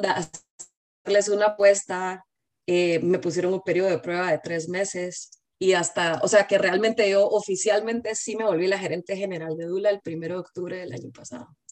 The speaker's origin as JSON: {"language": "Spanish", "country": "Guatemala", "moved": "as an adult", "lives_now": "United States", "said": "Vivo en Estados Unidos, pero soy de Guatemala."}